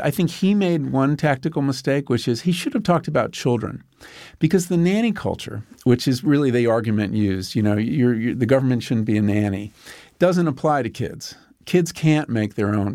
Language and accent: English; Long Island, New York, United States; When I grew up on Long Island, we would drive out there and there were all farms